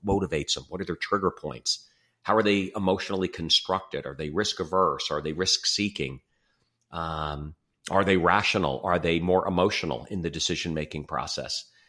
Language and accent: English; Livingston, New Jersey, United States; moved away as an adult; now in Chicago, United States; I grew up in New Jersey, um, Livingston, New Jersey, just outside of New York